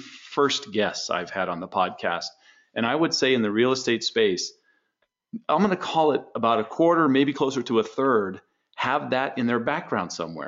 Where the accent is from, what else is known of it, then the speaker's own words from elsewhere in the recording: San Diego, California, United States; I was born in San Diego.